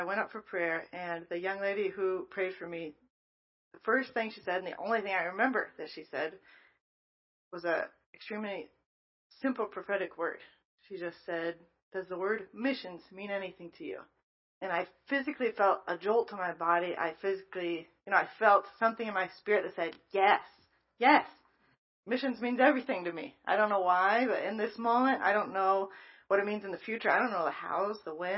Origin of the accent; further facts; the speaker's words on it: Mahomet, Illinois, United States; I grew up in Mahomet, Illinois